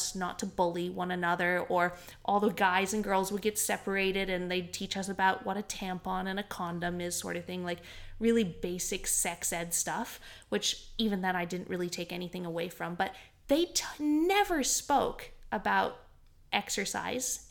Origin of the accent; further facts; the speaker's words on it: Canada; now in Australia; Where I grew up in Canada, there's a lot of just your standard public schools.